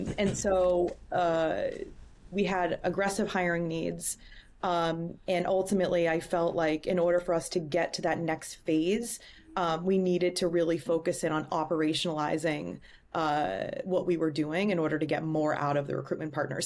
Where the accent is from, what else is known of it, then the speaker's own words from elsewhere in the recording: Boston, Massachusetts, United States; moved away as an adult; also born or lived in Chicago; I am, uh, born and raised in Boston. Um, lived in Chicago for six years and relocated, um, back home to Boston